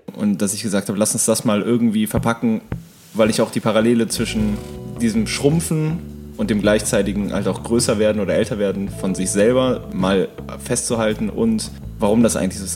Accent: Hennef, North Rhine-Westphalia, Germany; moved away; Hennef, so wie der Song ursprünglich hieß, das ist da, wo ich herkomme

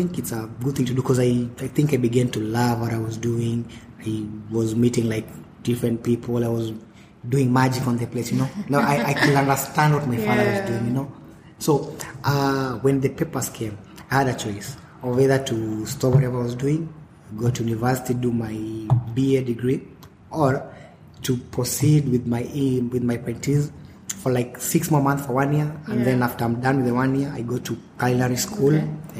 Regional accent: Nairobi, Kenya; also born or lived in Mombasa; I was born in Kenya, place called Mombasa, town called Mombasa. And then after some time, we relocated to Nairobi. When I was like 8-9 years old.

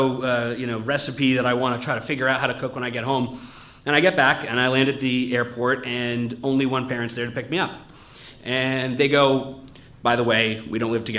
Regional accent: New England, United States; born or raised there

